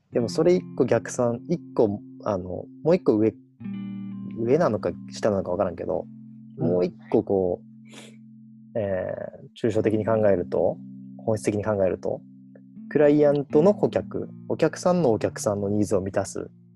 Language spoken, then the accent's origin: Japanese; Kagawa, Japan; 香川出身空海と同じ出身地